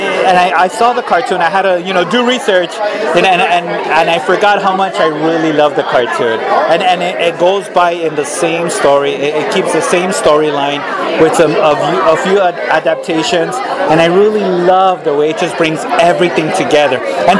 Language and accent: English; Los Angeles, California, United States; I grew up right here in East LA and Boyle Heights. I went to Evergreen Elementary here, Bowery Junior High, Roosevelt High School.